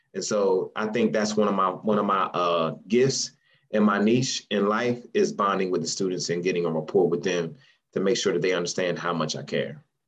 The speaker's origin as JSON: {"language": "English", "town": "Salem", "region": "New Jersey", "country": "United States", "also_born_or_lived": "North Carolina", "moved": "yes", "said": "I'm originally from Salem, New Jersey, small town in South Jersey."}